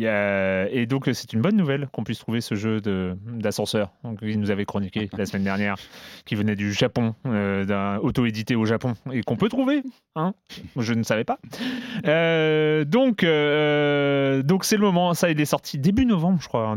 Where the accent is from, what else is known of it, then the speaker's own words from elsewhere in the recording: Brittany, France; là où j'ai grandi. Donc il y a un zoo en Bretagne